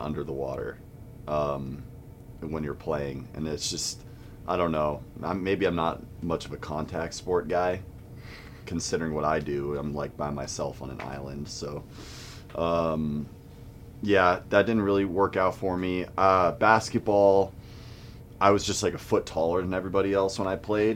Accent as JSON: {"language": "English", "region": "Southern California", "country": "United States", "tie": "born or raised there", "said": "I grew up in Southern California from like 5, 6 years old on"}